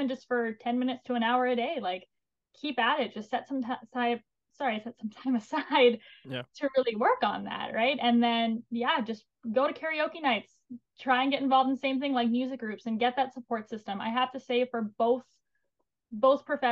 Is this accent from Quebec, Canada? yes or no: no; Alberta, Canada; I'm also from Alberta